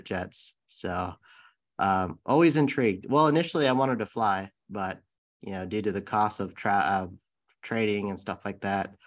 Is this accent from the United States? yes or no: yes; San Bruno, California, United States; I grew up in the Bay Area in San Bruno, California, and that's the city right by San Francisco International Airport